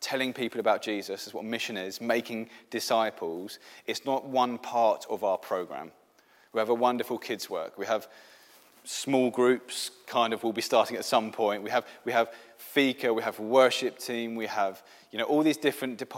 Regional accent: England, United Kingdom; first language English; now in Sweden; I'm an English Christian

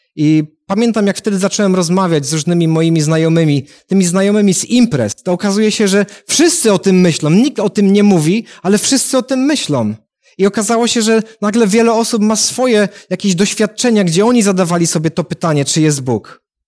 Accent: Katowice, Silesian Voivodeship, Poland; jestem z Katowic

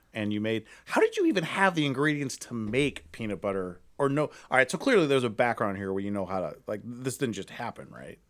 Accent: Akron, Ohio, United States; moved away as an adult; now in Cleveland, United States; I'm from Akron

